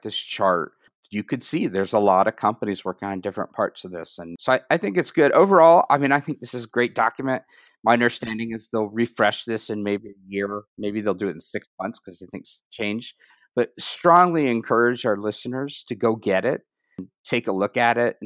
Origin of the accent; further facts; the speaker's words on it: United States; as an American